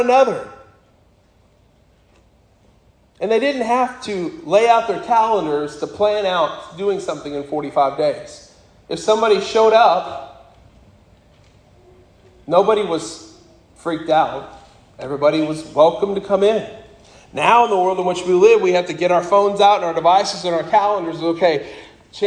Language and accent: English; Wright, Wyoming, United States; when I was growing up in Wyoming, the largest other church in Wright, Wyoming was the Mormon Church.